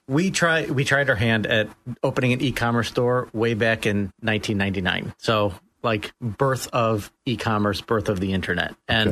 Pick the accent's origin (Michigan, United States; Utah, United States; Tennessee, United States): Michigan, United States; Detroit; moved away; I grew up in Metro Detroit. Started working for my dad when I could crawl.